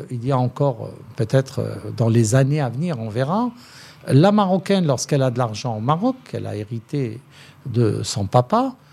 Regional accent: France; now in Morocco; Pour moi, je suis française, de papa français

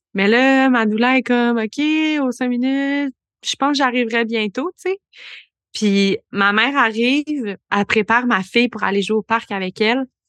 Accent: Bromont, Quebec, Canada; moved away as an adult; also born or lived in Montreal; now in Granby, Canada; j'ai grandi à Bromont, à Sheffer, donc je viens du coin

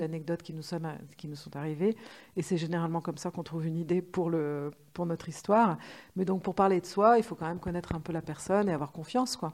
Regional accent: Lyon, Auvergne-Rhône-Alpes, France; moved away; je venais de Lyon

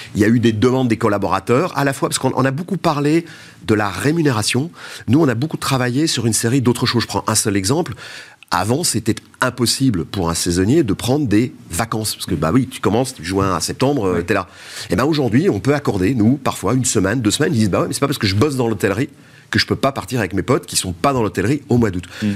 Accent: Belgium; je suis belge

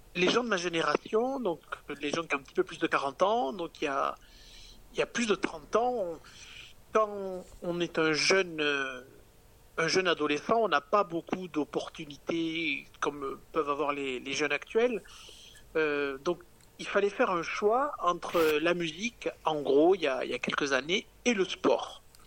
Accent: Capvern, Occitania, France; also born or lived in Tarbes / Paris; je viens quand même euh, des Hautes-Pyrénées, je viens d'un petit village

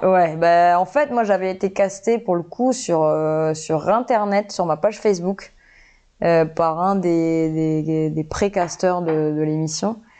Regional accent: Nouméa, New Caledonia; je suis calédonienne déjà, donc je suis née à Nouméa

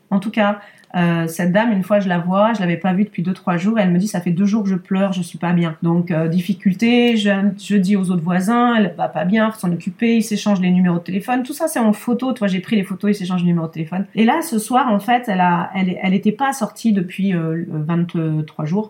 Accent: Lyon, Auvergne-Rhône-Alpes, France; now in Issy-les-Moulineaux, France; je suis née à Lyon, ouais, je suis née à Lyon

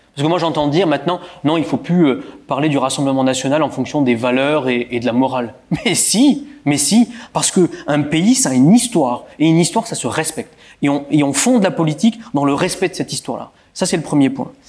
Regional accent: Bouzonville, Grand Est, France; je suis un Bouzonvillois. J'ai été élevé à Bouzonville

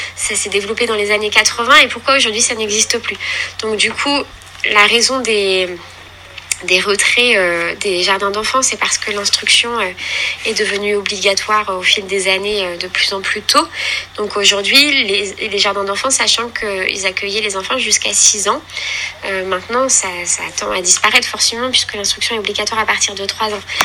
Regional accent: Caen, Normandy, France; j'habite en Normandie, voilà, je suis native voilà, de, de Caen.

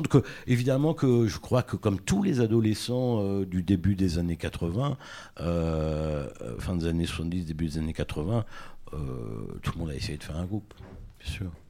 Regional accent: Tours, Centre-Val de Loire, France; j'ai grandi à Tours

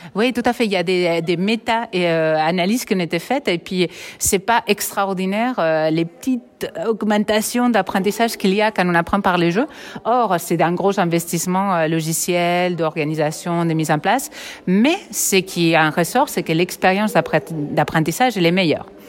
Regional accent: Catalonia, Spain; accent: Catalan; moved away as an adult; also born or lived in Barcelona / Quebec; now in Nice, France; j'ai un accent catalan, mais je suis partie soigner cet accent au Québec. ça n'a rien changé et je suis retournée à Nice

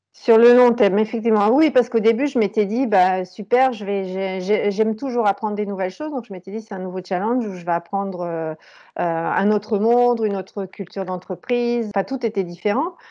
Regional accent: Valenciennes, Hauts-de-France, France; moved away as an adult; now in Germany; j'ai grandi et fait mes études dans le nord de la France, à Valenciennes

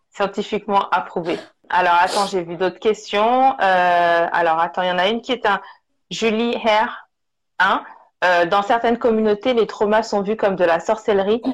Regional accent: Togo; Je suis du Togo

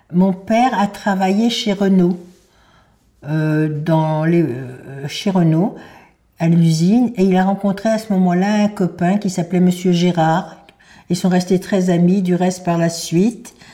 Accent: Paris, Île-de-France, France; also born or lived in Normandy; depuis l'âge de 15 ans. Je suis née à Paris le 23 décembre 1931 de maman qui était de Pologne, de Lodge, d'une famille très aisée à Lodge, de sept enfants.

